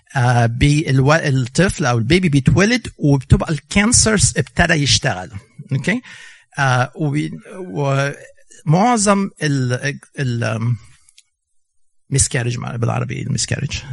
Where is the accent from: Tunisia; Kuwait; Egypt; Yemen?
Egypt; now in United States; احنا جايين من مصر